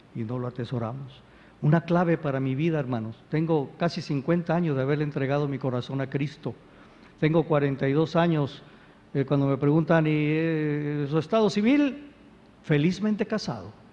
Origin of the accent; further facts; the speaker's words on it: Veracruz, Mexico; Yo soy jarocho